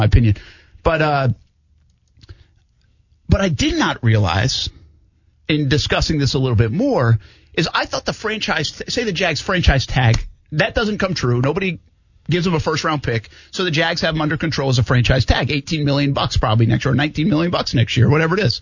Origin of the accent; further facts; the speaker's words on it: Providence, Rhode Island, United States; now in Jacksonville, United States; my hometown of Providence